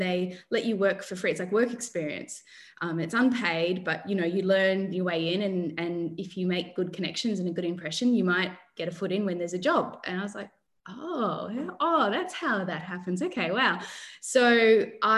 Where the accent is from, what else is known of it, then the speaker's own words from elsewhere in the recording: Mildura, Victoria, Australia; now in Sydney, Australia; I grew up in Mildura, which is a rural town